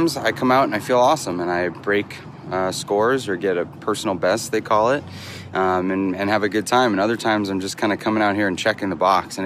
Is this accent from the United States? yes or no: yes; Franklin, Massachusetts, United States; moved away; I am back in my hometown, Franklin, Massachusetts. That was my high school.